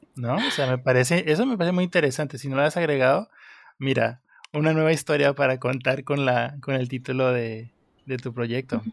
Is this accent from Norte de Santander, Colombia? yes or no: no; Pitalito, Huila, Colombia; municipio de donde yo soy, que se llama Pitalito, al, sur de Colombia